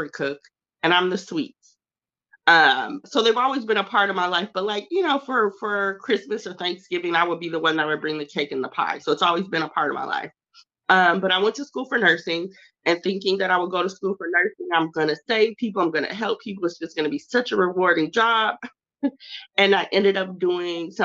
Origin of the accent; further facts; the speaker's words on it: Southern California, United States; also born or lived in St. Paul, Minnesota; I was born in St. Paul, Minnesota, but raised by way of Southern California